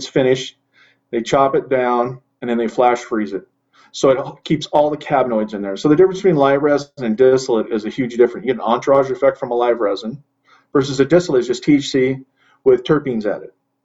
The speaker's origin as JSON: {"language": "English", "region": "Central California", "country": "United States", "tie": "born or raised there", "said": "I was born and raised in Central California, four generations."}